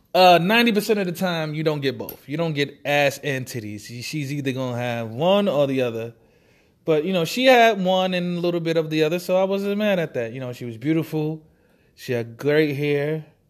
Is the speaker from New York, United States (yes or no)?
yes; New York City, New York, United States; I was raised in Marcy Projects, that style, Brooklyn, New York